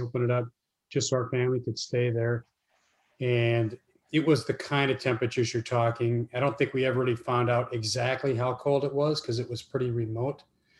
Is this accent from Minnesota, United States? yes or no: yes; Minnesota, United States; moved away; Well, I am from Minnesota.